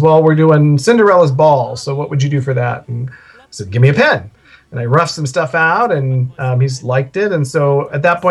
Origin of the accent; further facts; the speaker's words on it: Northern California, United States; moved away as an adult; now in Southern California, United States; We grew up in California, but we were in Northern California.